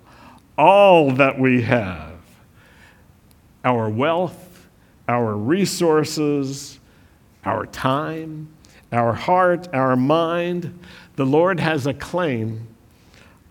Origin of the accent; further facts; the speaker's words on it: United States; We're American